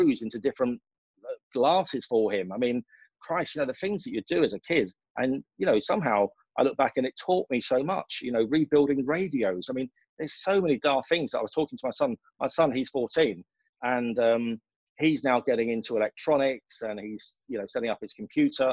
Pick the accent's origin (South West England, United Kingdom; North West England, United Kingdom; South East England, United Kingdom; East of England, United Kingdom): East of England, United Kingdom; Essex; moved away as an adult; also born or lived in London; now in United Arab Emirates; I grew up in a council house in Essex.